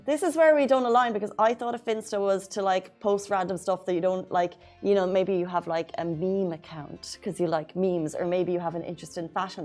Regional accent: Ireland; now in UAE; I'm Irish

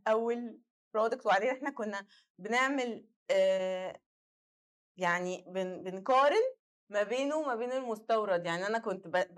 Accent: Egypt; احنا عندنا في مصر

